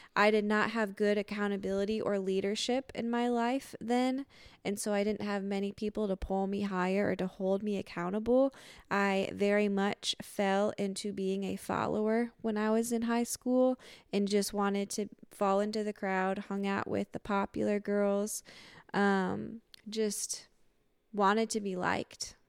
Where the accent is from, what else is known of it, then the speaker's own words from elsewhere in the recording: Lansing, Michigan, United States; moved away; born and raised in Lansing, Southside